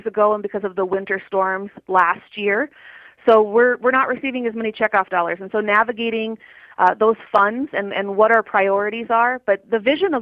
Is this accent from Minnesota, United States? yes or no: yes; Southwest Minnesota, United States; also born or lived in South Dakota; now in North Dakota, United States; I grew up in Southwest Minnesota on a purebred limousine operation.